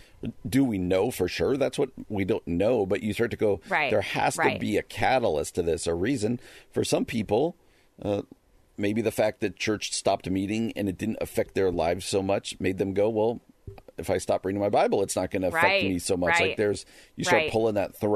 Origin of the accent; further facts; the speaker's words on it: New Jersey, United States; I grew up in New Jersey